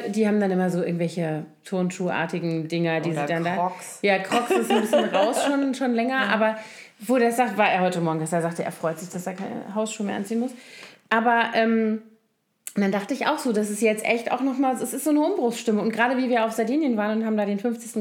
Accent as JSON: {"language": "German", "town": "Koblenz", "region": "Rhineland-Palatinate", "country": "Germany", "tie": "born or raised there", "moved": "yes", "said": "ich liebe meine Heimat total ja. und den Rhein und alles"}